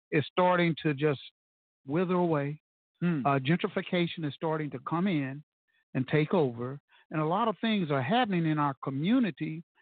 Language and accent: English; Tulsa, Oklahoma, United States; moved away; Being born and raised in Tulsa and leaving here, and I've been back here